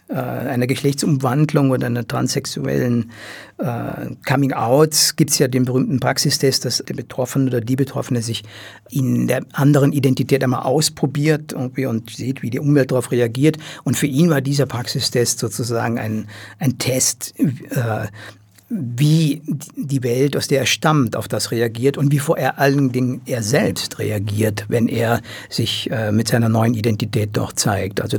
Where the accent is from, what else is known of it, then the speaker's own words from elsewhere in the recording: Rhineland, Germany; Und wie gesagt, ich komme aus dem Rheinland und habe immer noch einige äh, Kontakte zu, zu, zu meiner Heimatwelt.